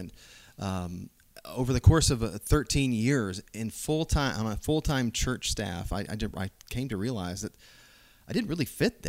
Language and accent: English; Southern Illinois, United States; born or raised there; moved away as an adult; also born or lived in Decatur, Georgia / Tennessee; now in Dothan, United States